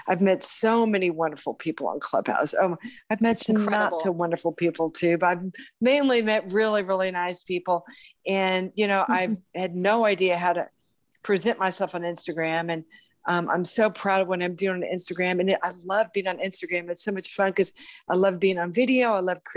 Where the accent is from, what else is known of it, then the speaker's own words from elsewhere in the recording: Houston, Texas, United States; my hometown of Houston, Texas